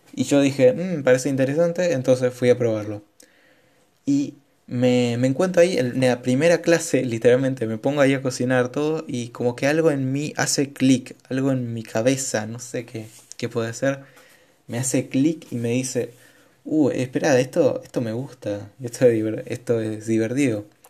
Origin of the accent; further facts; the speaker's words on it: Argentina; soy de Argentina